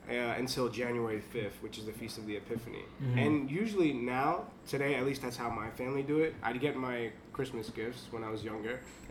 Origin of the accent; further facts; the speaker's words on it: Sassano, Campania, Italy; I'm from Sassano.